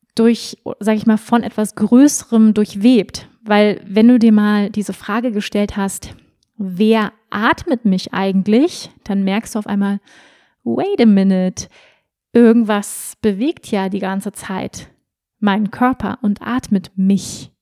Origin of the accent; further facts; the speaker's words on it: Germany; ich bin ja auch in Deutschland groß geworden